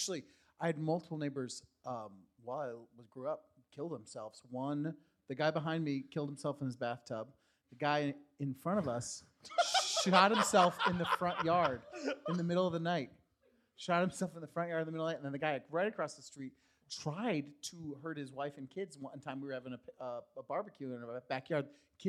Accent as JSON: {"language": "English", "area": "near Binghamton", "region": "upstate New York", "country": "United States", "tie": "born or raised there", "moved": "yes", "lives_now": "New York City, United States", "said": "I grew up near Binghamton, upstate, near like 3 hours north of here."}